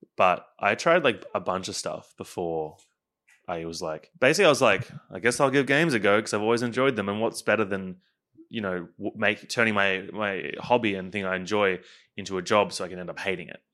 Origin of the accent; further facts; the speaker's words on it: Queensland, Australia; now in Melbourne, Australia; I am from Queensland